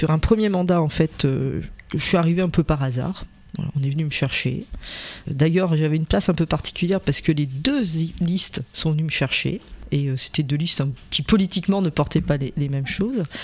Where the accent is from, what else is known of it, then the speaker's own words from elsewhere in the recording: Rochefort, Nouvelle-Aquitaine, France; born there; Je suis née à Rochefort-sur-Mer